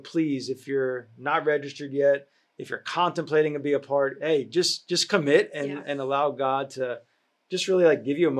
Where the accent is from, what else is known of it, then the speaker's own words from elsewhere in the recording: New York, United States; moved away; I grew up in New York